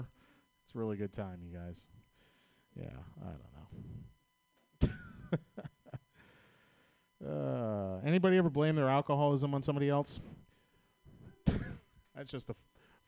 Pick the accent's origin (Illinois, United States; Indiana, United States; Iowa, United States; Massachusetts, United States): Massachusetts, United States; Boston; accent: Boston; moved away; I'm from Boston, Massachusetts.